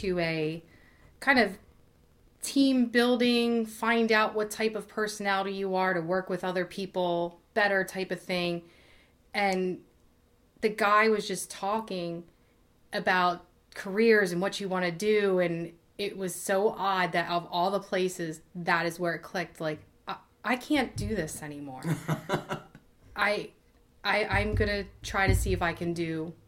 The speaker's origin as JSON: {"language": "English", "town": "Bensalem", "region": "Pennsylvania", "country": "United States", "tie": "born or raised there", "said": "I was basically born and raised in Ben Salem, Pennsylvania. It's a suburb right outside of Philadelphia"}